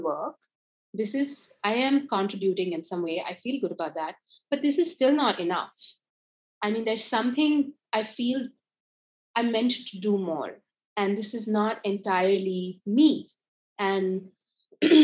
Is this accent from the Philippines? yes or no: no; India; moved away as an adult; also born or lived in United States; I grew up in India, studied and lived in the US for about 10 years and worked there